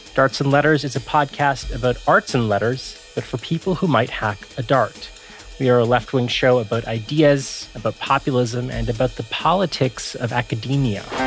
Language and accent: English; Canada; we are Canadian, but even here in Canada